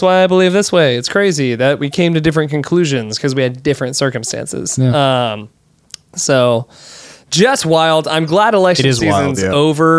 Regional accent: Texas, United States

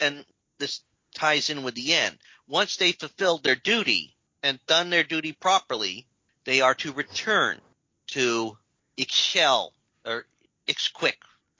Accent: United States; I'm American

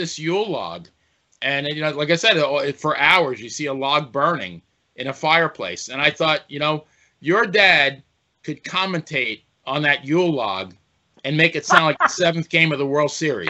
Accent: Long Island, New York, United States; now in Ocala, United States; I grew up in Long Island, New York. Got to do my Long Island plug there, L.I.

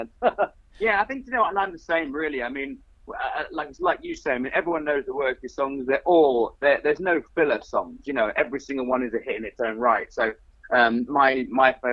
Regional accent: Australia; now in United Kingdom; I'm Australian

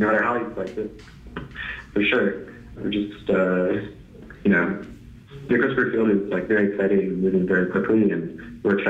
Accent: Georgia, United States; moved away as an adult; also born or lived in Princeton / Stanford; originally I'm from Georgia, and in Georgia for the first 18 years of my life

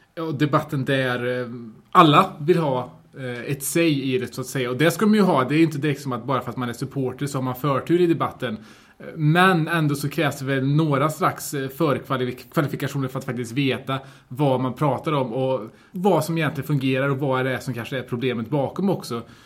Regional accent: Sweden; jag har vuxit upp här i Kasa

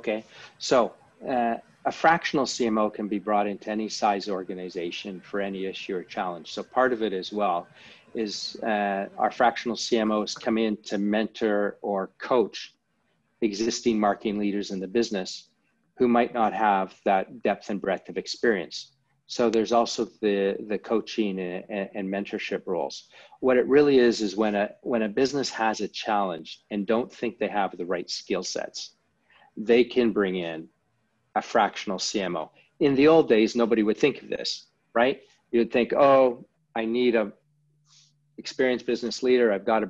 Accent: Canada; now in London, United Kingdom; As you mentioned, I'm Canadian, lived over in London, for most of my life and internationally.

